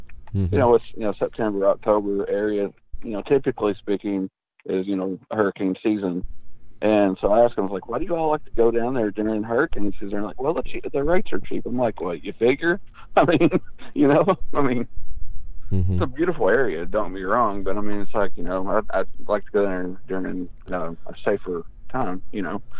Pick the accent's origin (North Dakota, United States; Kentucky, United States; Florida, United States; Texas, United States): Kentucky, United States; Somerset; I was born and raised in a city here. It's Somerset, Kentucky. And the county population is, you know, roughly about, you know, 75,000 people. It's a beautiful, beautiful, beautiful lake community.